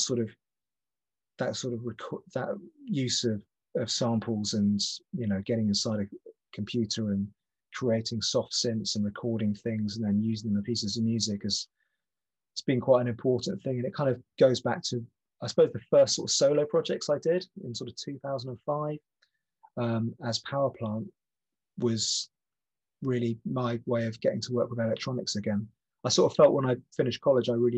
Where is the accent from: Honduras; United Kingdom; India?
United Kingdom; the Southwest, South West England; moved away as an adult; also born or lived in north of London; now in England; I grew up in the Southwest